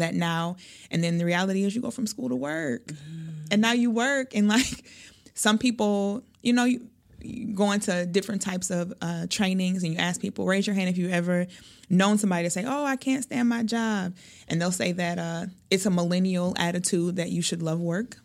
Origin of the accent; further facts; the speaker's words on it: Milwaukee, Wisconsin, United States; I am from Milwaukee. I've lived here most of my life.